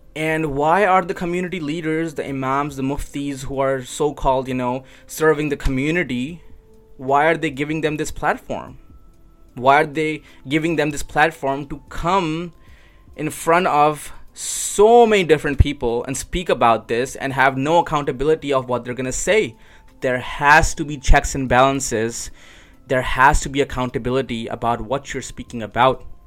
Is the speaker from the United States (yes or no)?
no; Pakistan; moved away; when I was growing up in Pakistan